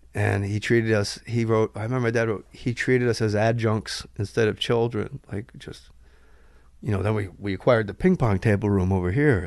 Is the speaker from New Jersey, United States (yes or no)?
yes; New Jersey, United States; I'm from Jersey